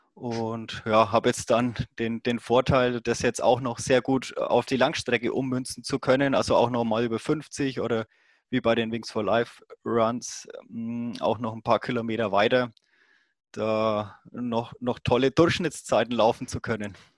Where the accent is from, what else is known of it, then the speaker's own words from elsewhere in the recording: Roth, Bavaria, Germany; accent: Franconian; ich komme ja dann aus der Gegend von Rot. Rot, dieses Triathlon-Mekka